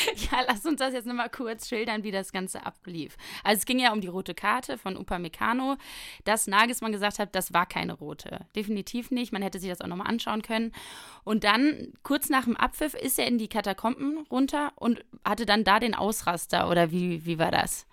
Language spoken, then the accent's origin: German; Rhineland, Germany; als Rheinländerin